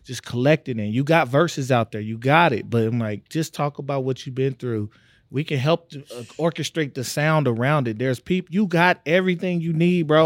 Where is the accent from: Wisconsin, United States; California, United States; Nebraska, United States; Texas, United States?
Texas, United States; Tyler; I'm from Tyler, Texas